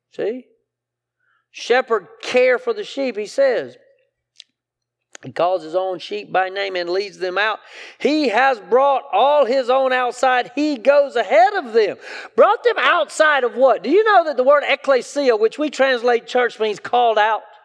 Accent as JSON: {"language": "English", "town": "Greenwood", "region": "South Carolina", "country": "United States", "tie": "born or raised there", "said": "I'm from Greenwood, right? I, I, I, I, I grew up in a textile mill town"}